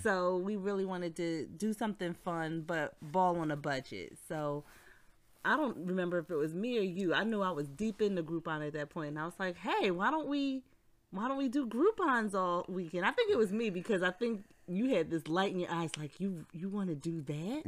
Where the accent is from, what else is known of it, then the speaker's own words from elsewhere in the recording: Philadelphia, Pennsylvania, United States; we're from Philly, and the seventy-sixers, our basketball team